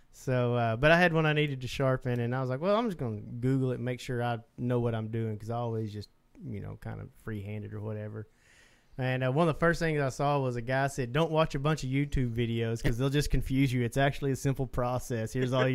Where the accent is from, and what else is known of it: Southeast Oklahoma, United States; born or raised there